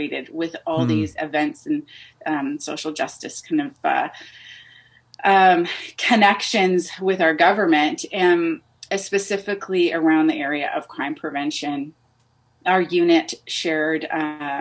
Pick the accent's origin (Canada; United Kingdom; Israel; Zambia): Canada; I was born into a Lebanese family, but I'm born and raised in Canada. So I'm first generation Canadian